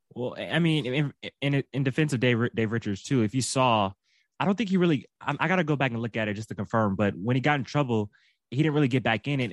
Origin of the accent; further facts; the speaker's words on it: Southern California, United States; I'm from Southern California